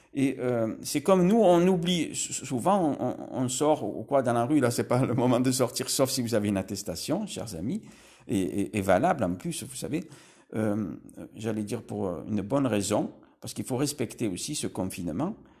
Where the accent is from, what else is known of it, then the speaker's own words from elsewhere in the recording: Marseille, Provence-Alpes-Côte d'Azur, France; Là, je suis à Marseille. Je, je suis né à Marseille